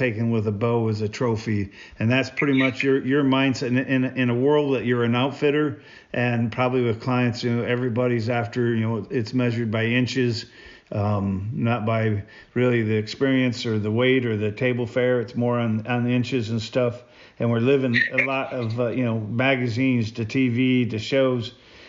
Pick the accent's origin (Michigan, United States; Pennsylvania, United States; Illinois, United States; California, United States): Michigan, United States; I came from Michigan, and Michigan, it was so tough.